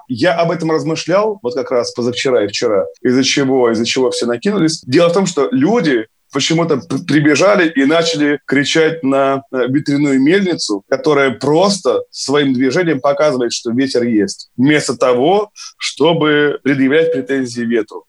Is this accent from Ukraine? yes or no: no; Kirov, Kirov Oblast, Russia; Я из Кирова, да, и по татуировке у меня на пояснице, там еще написано поверх Кирова и Вятка, и Хлынов